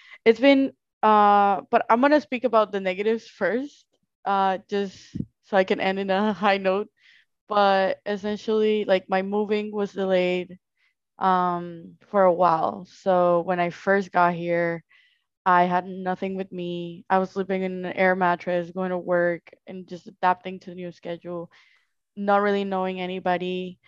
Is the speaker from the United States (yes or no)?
no; Colombia; English is a second language; moved away; I came from Colombia, then I moved to Orlando